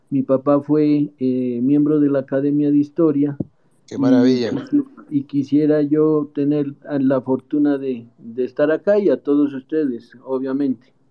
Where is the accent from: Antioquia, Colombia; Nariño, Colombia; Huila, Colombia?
Nariño, Colombia; Pasto; soy eh, de pasto, soy un pastuso